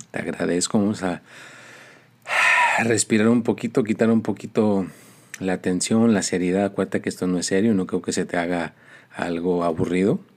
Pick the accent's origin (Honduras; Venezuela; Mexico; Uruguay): Mexico; Mexico City; born there; dicen que nací en la Ciudad de México, en un convento de monjas